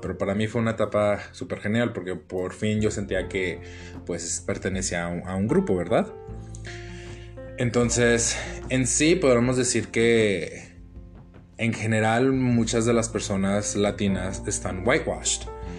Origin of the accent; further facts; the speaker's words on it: United States; first language English; Spanish is a second language; moved away as an adult; also born or lived in Zacatecas, Mexico; now in Mexico; toda mi vida fui criado en Estados Unidos